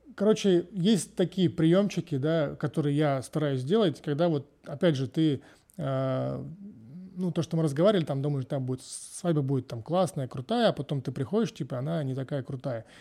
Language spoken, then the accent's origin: Russian; Voronezh, Voronezh Oblast, Russia; moved away as an adult; now in Spain; я из Воронежа